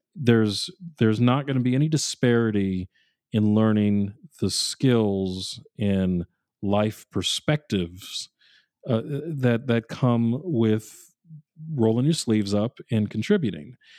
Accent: New England, United States; I grew up in New England

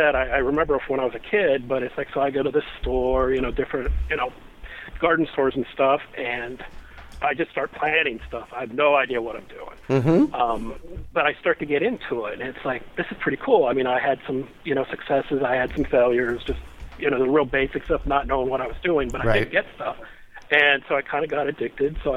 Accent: Akron, Ohio, United States; now in Kent, United States; I grew up in the Akron, Ohio area, south of Cleveland, on 4.5 acres

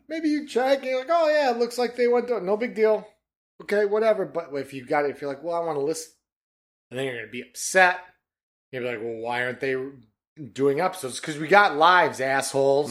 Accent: Detroit, Michigan, United States; we're from Detroit, man. Coney Island

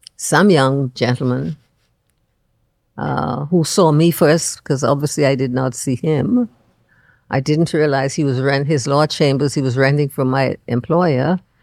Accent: Andros, Bahamas; moved away as an adult; now in Nassau, Bahamas; I'm just from Andros

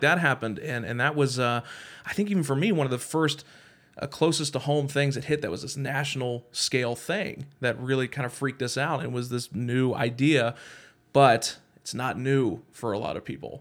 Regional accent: Kentucky, United States; I'm from Kentucky

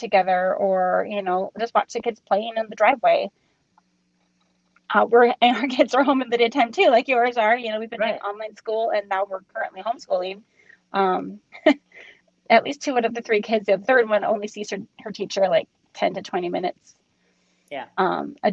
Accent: Minnesota, United States; moved away; I'm from Minnesota where they still don't go back to school until after Labor Day.

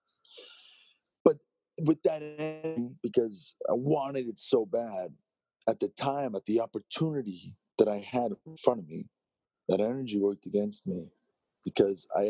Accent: Toronto, Ontario, Canada; born or raised there

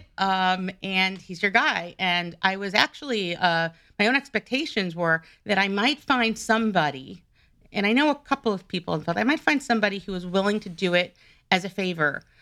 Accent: New York, United States; I'm originally from New York

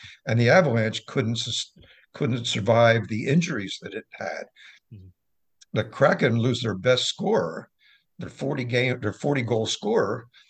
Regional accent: Philadelphia, Pennsylvania, United States; also born or lived in Wilmington, United States; I grew up in Wilmington and Philadelphia, and I was a Flyers fan.

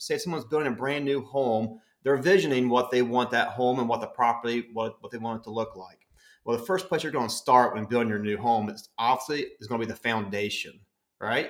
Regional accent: West Virginia, United States; I'm originally from West Virginia

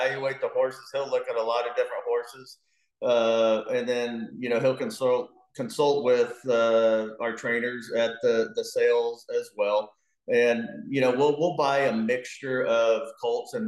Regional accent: Dallas, Texas, United States; we grew up in Dallas

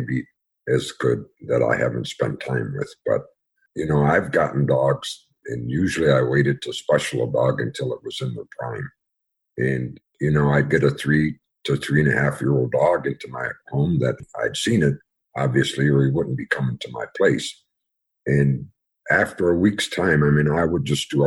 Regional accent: Western New York, United States; I was born and raised in Western New York

